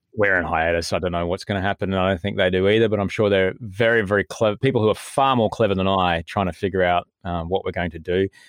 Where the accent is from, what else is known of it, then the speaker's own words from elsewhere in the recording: Brisbane, Queensland, Australia; moved away as an adult; also born or lived in Adelaide / United States; now in Sydney, Australia; did pretty much all of the growing up stuff in, in Brisbane